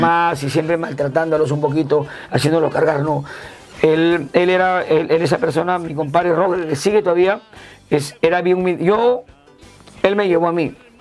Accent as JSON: {"language": "Spanish", "town": "Chiclayo", "region": "Lambayeque", "country": "Peru", "moved": "yes", "said": "soy del departamento de Lambayeque, capital de la amistad chiclayano, de la Huiracocha, cuadra 6, Huiracocha 621, La Victoria Nueva"}